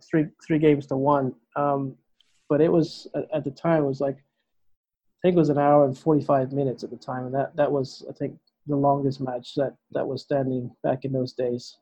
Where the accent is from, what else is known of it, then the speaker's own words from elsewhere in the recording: Bahamas; Growing up in the Bahamas